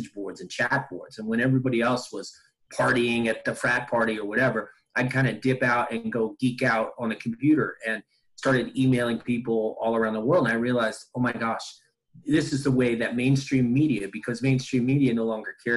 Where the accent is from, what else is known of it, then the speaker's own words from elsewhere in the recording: Latham, New York, United States; I grew up in Albany, New York area. So they call it the Capital District, specifically Latham, New York.